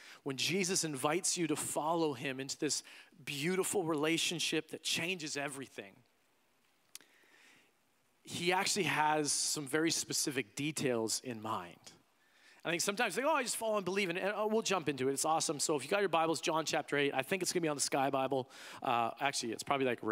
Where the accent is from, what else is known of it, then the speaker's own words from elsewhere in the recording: Canada; also born or lived in United States; as a Canadian